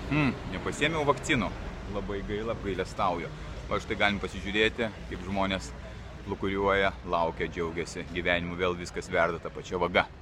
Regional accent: Vilnius, Vilnius County, Lithuania; moved away as an adult; also born or lived in London / Barcelona / Lugano / Petrozavodsk; savo gimtajame mieste Vilniuje. Aikštau po užupį. Praleidau čia kokiu 40 metų ir vėl atsidūriau šiandien jame.

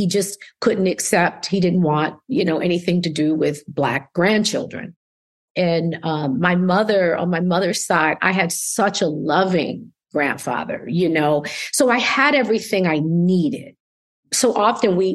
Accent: Schenectady, New York, United States; Upstate New York. So I'm from Schenectady, New York.

